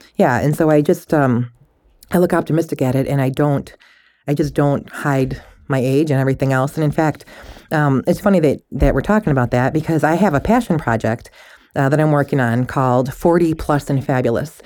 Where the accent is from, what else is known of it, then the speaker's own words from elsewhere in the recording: Michigan, United States; moved away; I'm from Michigan originally